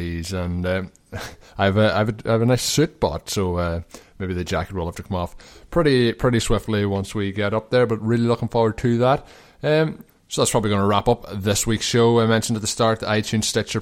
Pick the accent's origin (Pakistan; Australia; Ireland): Ireland; moved away; as Irish sporting fans